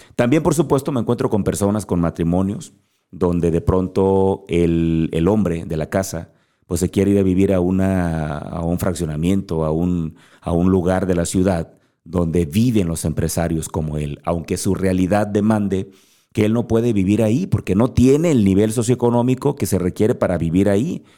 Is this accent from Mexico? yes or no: yes; Guerrero, Mexico; yo soy mexicano, nací en México. Eso no lo puedo cambiar. Nací en Guerrero